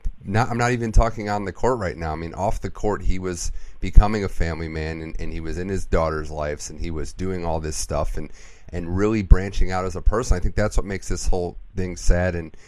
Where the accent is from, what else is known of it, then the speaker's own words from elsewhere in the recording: Midwest, United States; now in Australia; growing up in the Midwest